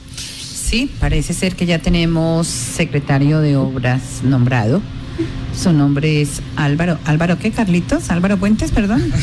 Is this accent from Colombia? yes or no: yes; Sácama, Casanare, Colombia; also born or lived in Boyacá; now in Yopal, Colombia; un municipio como Sacama, que lo conozco porque es mi pueblo de crianza.